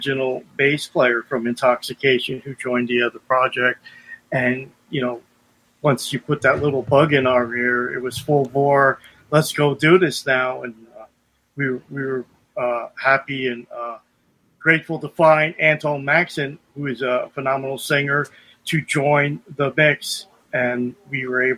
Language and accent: English; Bergen County, New Jersey, United States; also born or lived in Lodi, New Jersey; now in Albrightsville, United States; I'm from originally from Bergen County, New Jersey